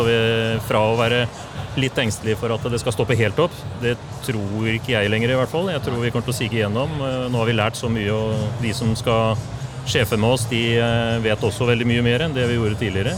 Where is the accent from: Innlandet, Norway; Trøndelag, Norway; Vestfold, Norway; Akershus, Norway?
Vestfold, Norway; Larvik; Jeg er jo fra Tor Heyerdahls hjemby